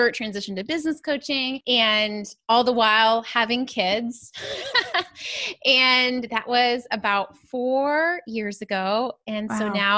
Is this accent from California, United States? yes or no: yes; Southern California, United States; I grew up in Southern California